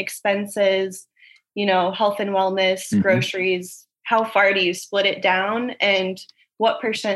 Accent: Iowa, United States; now in Huntington Beach, United States; So yes, I moved here from Iowa, so it's much healthier.

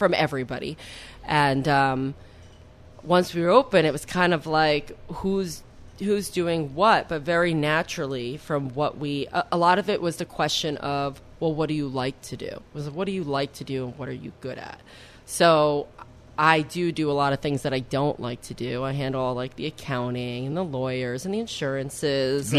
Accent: West Milford, New Jersey, United States; my hometown in West Milford, New Jersey

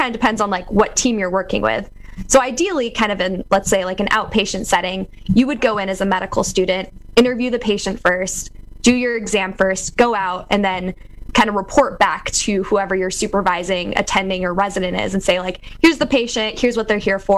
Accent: California, United States; now in Iowa, United States; as a Californian Egyptian

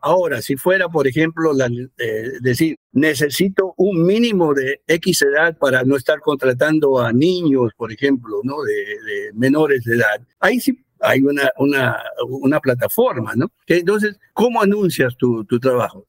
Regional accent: Peru; now in United States; en Perú, de donde yo soy

